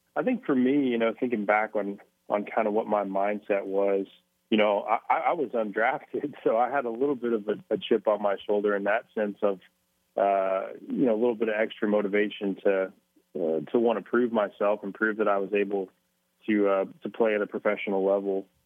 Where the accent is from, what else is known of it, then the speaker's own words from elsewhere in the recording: Mustang, Oklahoma, United States; moved away; also born or lived in Minnesota; growing up in Mustang, I'm sure it's it's it's similar all over Oklahoma